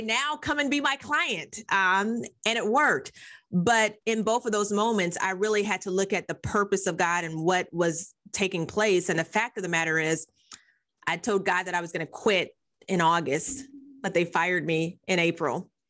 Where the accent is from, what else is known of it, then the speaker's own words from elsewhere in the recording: Nebraska, United States; I grew up in Nebraska